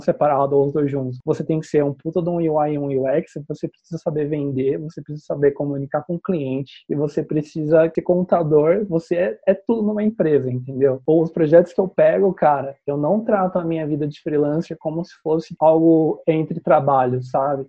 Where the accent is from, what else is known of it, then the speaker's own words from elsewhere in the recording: Campinas, São Paulo, Brazil; Eu sou aqui de Campinas